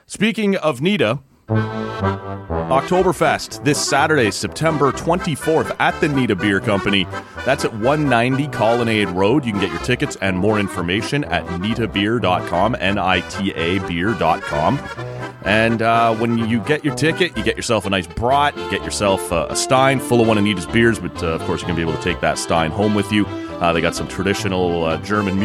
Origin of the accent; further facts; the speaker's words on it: Oshawa, Ontario, Canada; I grew up in Oshawa, actually, so when I get back down to visit some buddies there in the Durham region